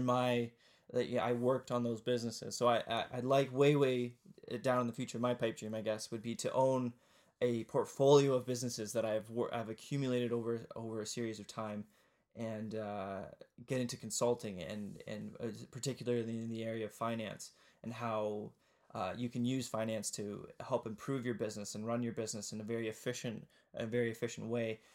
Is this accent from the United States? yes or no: no; Kitchener, Ontario, Canada; also born or lived in Ottawa; I was born in Kitchener-Waterloo, which is in, but the southeastern part of, of Ontario in Canada